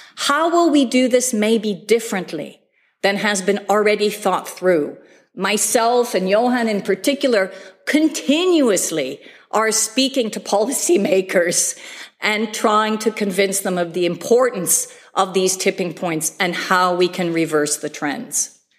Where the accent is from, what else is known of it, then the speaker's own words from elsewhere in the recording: Bay Area, California, United States; I grew up in California, by the way, actually in the Bay Area